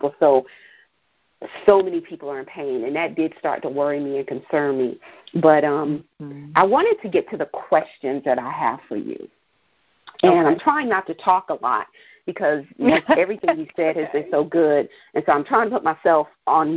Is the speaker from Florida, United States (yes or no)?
no; New York City, New York, United States; moved away; I'm from New York. I'm from Brooklyn originally